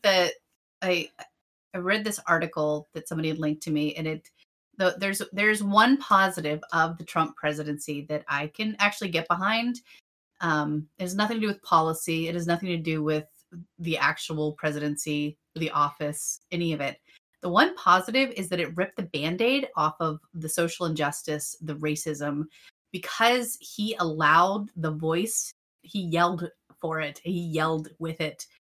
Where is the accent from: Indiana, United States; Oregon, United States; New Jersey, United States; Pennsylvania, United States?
Pennsylvania, United States; between Erie and Pittsburgh; I'm from like between Erie and Pittsburgh